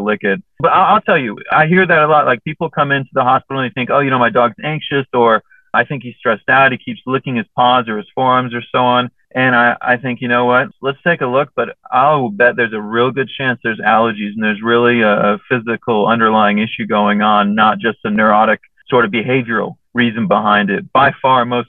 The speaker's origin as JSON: {"language": "English", "town": "Overland Park", "region": "Kansas", "country": "United States", "tie": "born or raised there", "said": "I grew up in Overland Park, Kansas. It's just outside of Kansas City"}